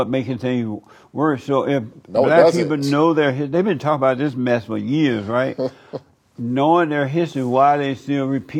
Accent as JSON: {"language": "English", "region": "Alabama", "country": "United States", "tie": "born or raised there", "said": "Right. I grew up in Alabama."}